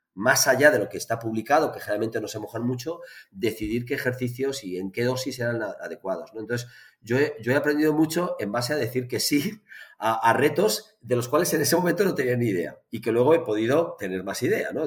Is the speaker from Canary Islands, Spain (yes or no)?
no; Barcelona, Catalonia, Spain; en Barcelona, que es de donde soy